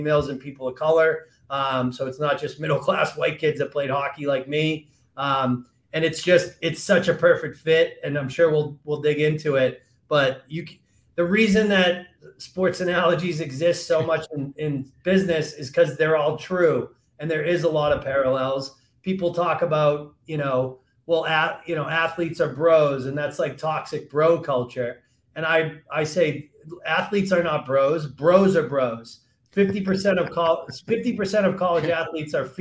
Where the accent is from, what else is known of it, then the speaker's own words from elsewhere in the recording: Massachusetts, United States; moved away; I grew up, I'm from Massachusetts originally